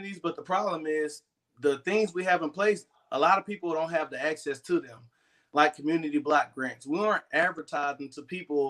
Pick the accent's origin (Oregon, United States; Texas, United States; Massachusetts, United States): Texas, United States; Beaumont; I'm born and raised in Beaumont, Texas